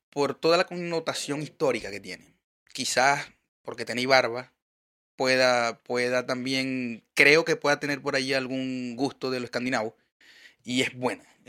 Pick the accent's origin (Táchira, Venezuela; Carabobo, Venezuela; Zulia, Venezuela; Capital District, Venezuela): Zulia, Venezuela; Maracaibo; now in Chile; Yo soy de Maracaibo